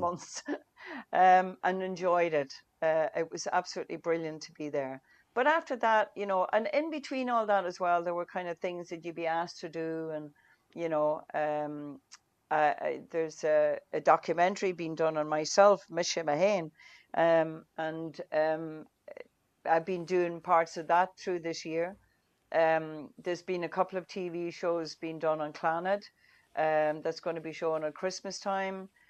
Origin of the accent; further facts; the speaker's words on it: Donegal, Ulster, Ireland; first language Irish; English is a second language; when I grew up in Donegal years ago